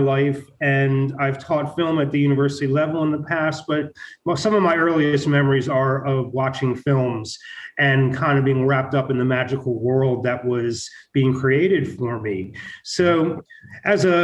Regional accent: Baltimore, Maryland, United States; also born or lived in San Francisco / Mississippi / Wisconsin / Arizona; now in Tulsa, United States; I'm originally from Baltimore

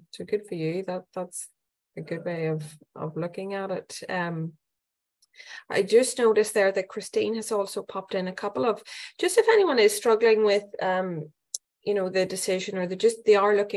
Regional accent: Ireland; now in Australia; we're from Ireland

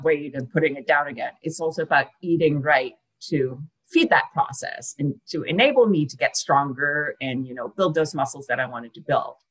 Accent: Denmark; moved away as an adult; also born or lived in San Francisco, United States; now in Santa Monica, United States; I grew up in Denmark

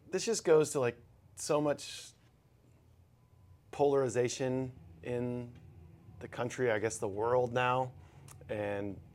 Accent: Texas, United States; yeah for sure, and I take pride in like being a Texan

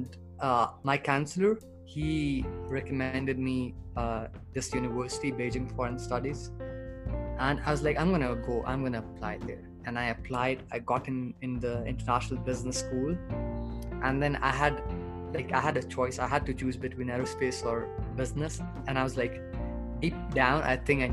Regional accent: Pakistan; moved away as an adult; now in China; I'm from Pakistan basically, but I've been studying abroad since 2017

